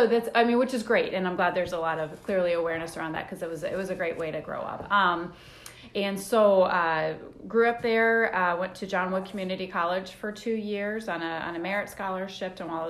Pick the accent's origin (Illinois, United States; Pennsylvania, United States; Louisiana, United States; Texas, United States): Illinois, United States; Quincy; now in Decatur, United States; Okay, so I grew up on a small dairy farm outside of Quincy, Illinois, so between Quincy and Payson, so in western Illinois, about two and a half hours away.